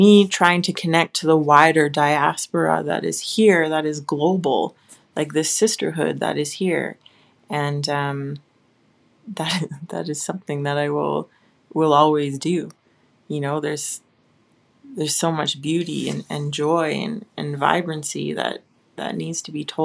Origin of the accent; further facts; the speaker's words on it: Western Canada, Canada; being a Canadian, I'm safe here